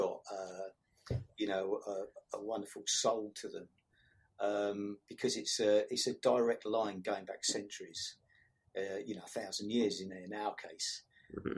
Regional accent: St Albans, East of England, United Kingdom; also born or lived in Woodside; I was born in St Albans. Obviously, sort of grew up here

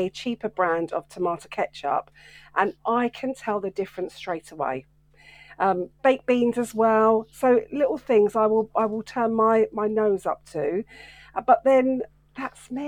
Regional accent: Welwyn Garden City, East of England, United Kingdom; my hometown centre of Welwyn Garden City

